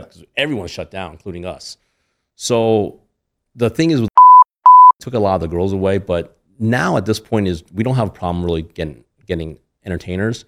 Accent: Lancaster, Pennsylvania, United States; moved away as an adult; also born or lived in Toledo, Ohio; now in Las Vegas, United States; I grew up in Pennsylvania

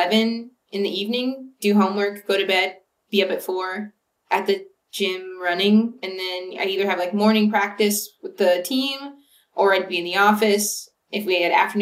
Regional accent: Ventura, California, United States; moved away; I'm from about an hour north of LA. I'm from Ventura.

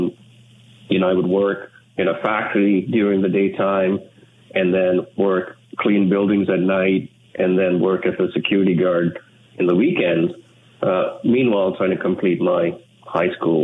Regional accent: Sri Lanka; English is a second language; now in Canada; I was from a far away from Sri Lanka. You know, when I came here, English was not my first language

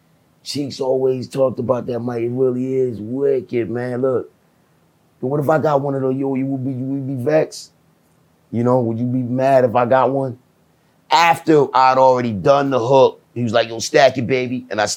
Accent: Jamaica; Look, man, I'm Jamaican, man. I got whipped a lot as a child, dog.

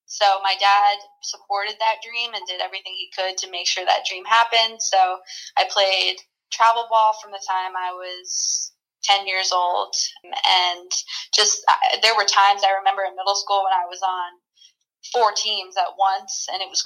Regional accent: Pequannock, New Jersey, United States; I was playing in Little League in my hometown in Pequannock, New Jersey

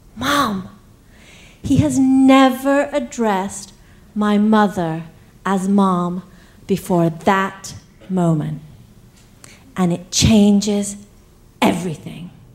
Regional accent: England, United Kingdom; accent: English; also born or lived in East Africa; now in United States; where I was born, uh, then to England, where I got my accent

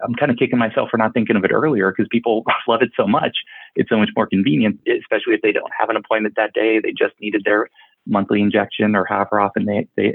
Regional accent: Charlotte, North Carolina, United States; I grew up in Charlotte, North Carolina, and have my practice here in Huntersville, just outside of Charlotte

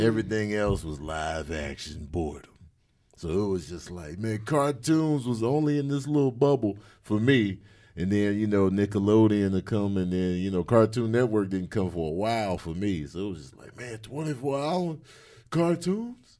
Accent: Chicago, Illinois, United States; I grew up in Chicago

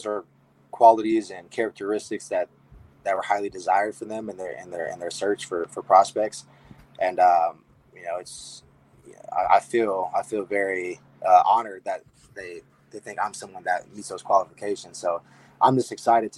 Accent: Columbus, Ohio, United States; I went to Hilliard-Davidson High School. It's a suburb of Columbus.

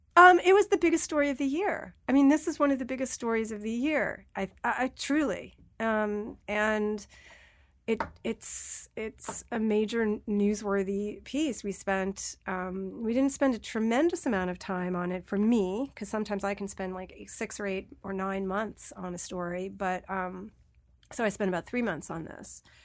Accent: New York, United States; I'm a New Yorker. I lived through nine eleven.

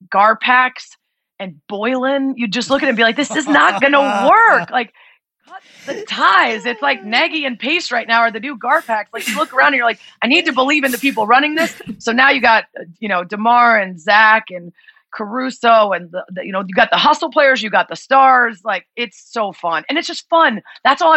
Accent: Chicago, Illinois, United States; growing up in Chicago in the 90s

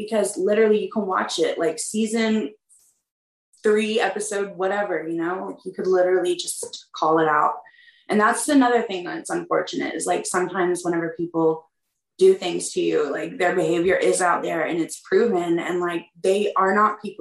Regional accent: the South, United States; growing up in the South

